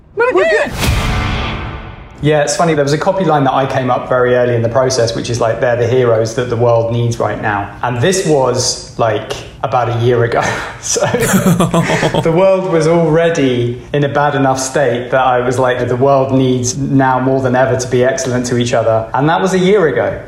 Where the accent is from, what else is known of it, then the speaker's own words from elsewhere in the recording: Reading, South East England, United Kingdom; I grew up in Reading, which is very, very far from San Dimas, California